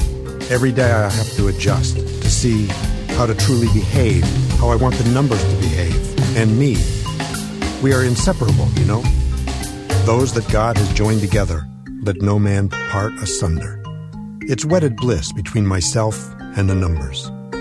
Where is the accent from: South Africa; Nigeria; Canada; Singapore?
Nigeria; moved away as an adult; now in United States; I come from Nigeria originally. I came to California to go to college.